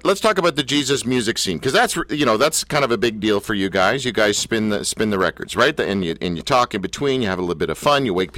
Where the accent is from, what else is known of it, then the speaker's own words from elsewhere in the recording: Canada; I grew up, like many people in Canada